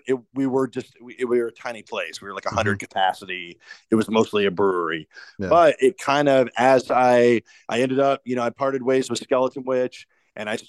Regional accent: Indianapolis, Indiana, United States; I'm from Indianapolis.

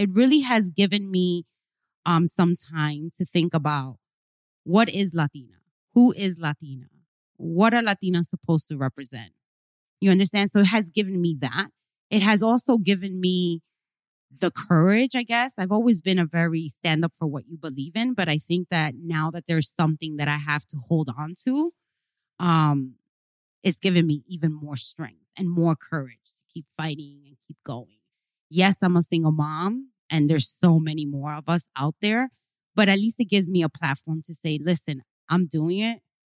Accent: New York, United States; So I'm from El Barrio. You know, my parents are Hispanic, Cubans, came immigrants from Cuba.

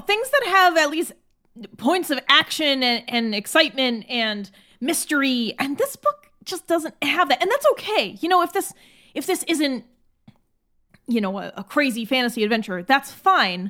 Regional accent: United States; as an American

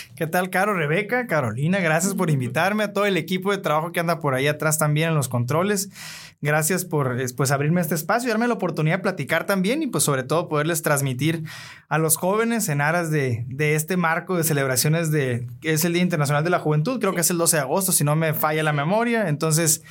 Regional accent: Navojoa, Sonora, Mexico; nací en Amojoa, Sonora, un 8 de noviembre del 89

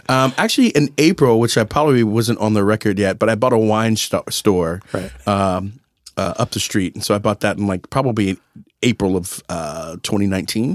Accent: San Antonio, Texas, United States; moved away; I grew up in San Antonio eating breakfast tacos

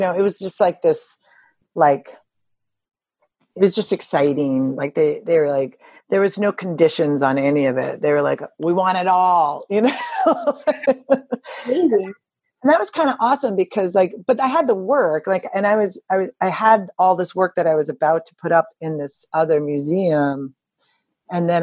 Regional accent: United States; moved away as an adult; also born or lived in Chicago / Cranbrook; I grew up around New York

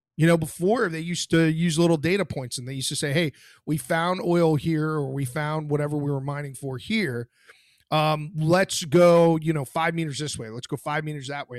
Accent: Florida, United States; I'm from Florida

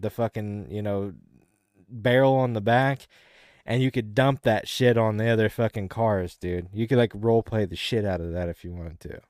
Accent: the South, United States; as a Southerner

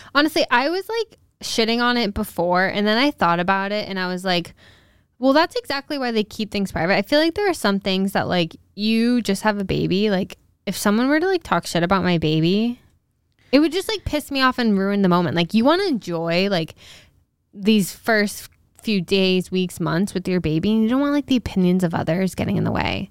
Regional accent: Newport, Rhode Island, United States; my hometown

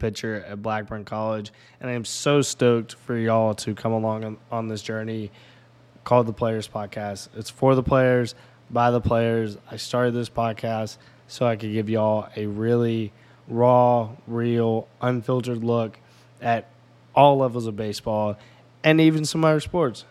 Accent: Memphis, Tennessee, United States; moved away as an adult; now in Carlinville, United States; I'm from Memphis, Tennessee

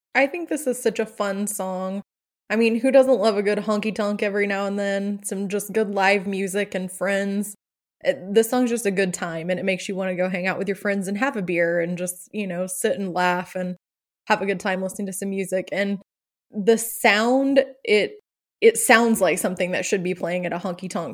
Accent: Oklahoma, United States; growing up in the South slash Midwest, I'm, obviously I, we've talked about, I live in Oklahoma, which is right in the middle

